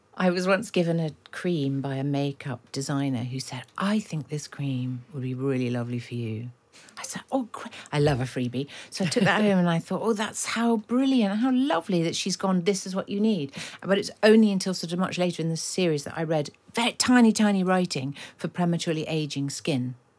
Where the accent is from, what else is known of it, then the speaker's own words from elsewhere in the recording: London, United Kingdom; having grown up in Kilburn